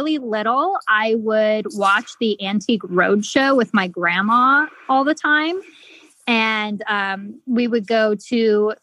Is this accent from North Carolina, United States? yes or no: no; Bisbee, Arizona, United States; moved away as an adult; also born or lived in Phoenix, Arizona; I grew up in Southern Arizona. I'm actually from a little tiny town called Bisbee